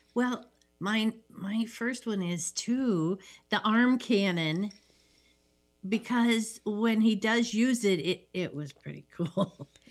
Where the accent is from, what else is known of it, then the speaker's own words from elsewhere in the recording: Midwest, United States; I'm from the Midwest